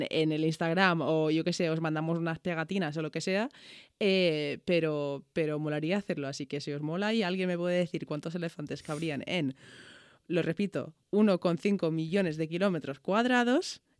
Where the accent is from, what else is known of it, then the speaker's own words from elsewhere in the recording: Ireland; Spanish is a second language; Joder, soy demasiado irlandesa a veces.